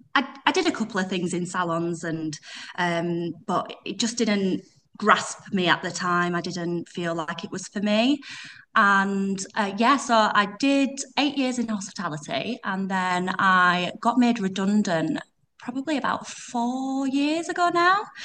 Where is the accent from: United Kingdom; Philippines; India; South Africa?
United Kingdom; Yorkshire and the Humber; accent: Yorkshire; I'm from West Yorkshire. Um, you probably pick it up from my accent. I've got Yorkshire accent